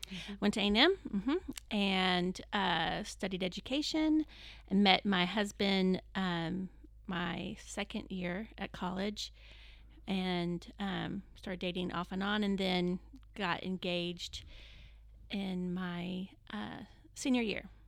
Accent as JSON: {"language": "English", "town": "Plano", "region": "Texas", "country": "United States", "tie": "born or raised there", "also_born_or_lived": "California", "said": "Then my dad got transferred to a job in Plano and so we moved to Plano when I was seven and then lived here in that, the area ever since"}